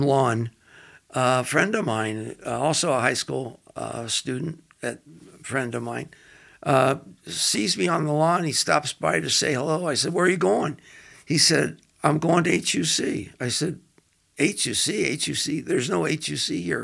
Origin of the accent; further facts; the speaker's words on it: Los Angeles, California, United States; moved away as an adult; also born or lived in Cincinnati, Ohio; now in Denver, United States; I was born in Cincinnati and uh, moved to uh, Los Angeles at a, an early age and uh, basically did all my schooling in Los Angeles, uh, Culver City, California